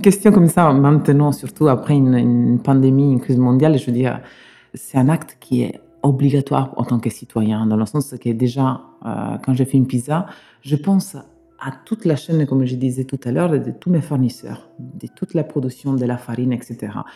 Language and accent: French; Sicily, Italy; French is a second language; moved away as an adult; now in Bordeaux, France; je suis né en Italie, hum, je suis né en Sicile. J'ai travaillé quand j'étais petit dans la restauration